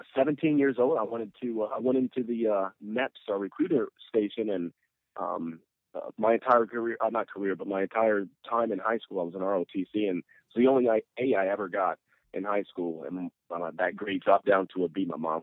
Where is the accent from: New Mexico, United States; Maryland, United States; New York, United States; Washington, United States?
Maryland, United States; also born or lived in Augsburg, Germany; I was born overseas in Augsburg, Germany, and moved to the States, hopped around for a little bit before settling down in Maryland.